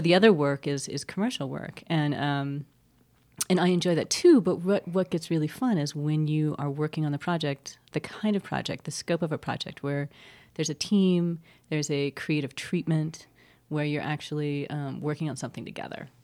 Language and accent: English; California, United States; now in New Mexico, United States; I grew up in California, which is like the breadbasket or one of them of California, and I never that never was a draw to me until I moved to New Mexico